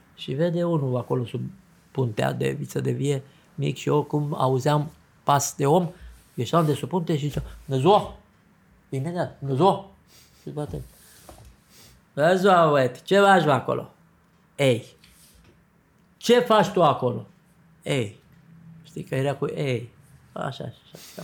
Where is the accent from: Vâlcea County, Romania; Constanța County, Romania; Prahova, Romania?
Vâlcea County, Romania; Zăvideni; am ajuns și eu la Zăvide. La Zăvideni